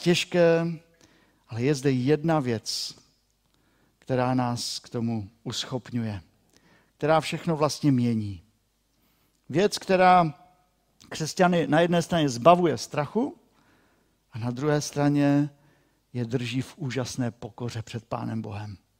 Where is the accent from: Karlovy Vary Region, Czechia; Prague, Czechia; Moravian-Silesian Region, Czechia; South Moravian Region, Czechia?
Moravian-Silesian Region, Czechia; pro nás, Šlunzokův